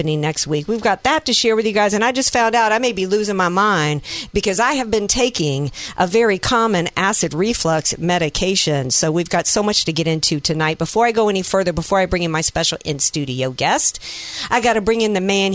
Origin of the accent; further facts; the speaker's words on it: Louisiana, United States; I'm from Louisiana